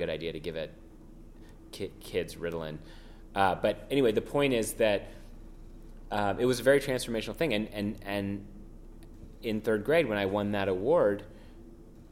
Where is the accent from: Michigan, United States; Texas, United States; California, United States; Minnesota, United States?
California, United States; San Francisco; first language French; English is a second language; I grew up in San Francisco